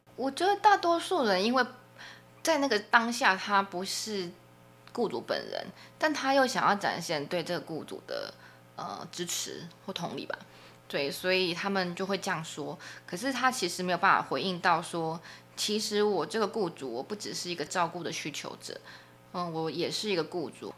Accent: Taiwan; 我们作为台湾人

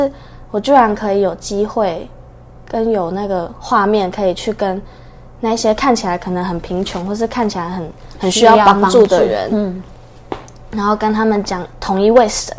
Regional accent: Taiwan; 很高兴今天能够来到这边

